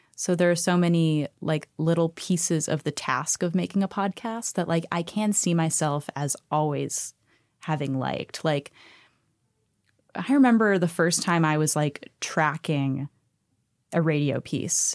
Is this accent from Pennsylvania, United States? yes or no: yes; Pittsburgh, Pennsylvania, United States; I'm from Pittsburgh